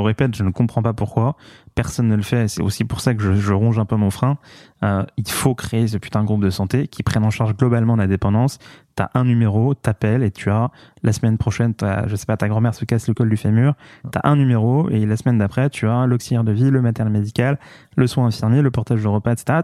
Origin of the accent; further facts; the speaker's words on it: Paris, Île-de-France, France; je, suis né à Paris, j'ai grandi à Paris, j'adore Paris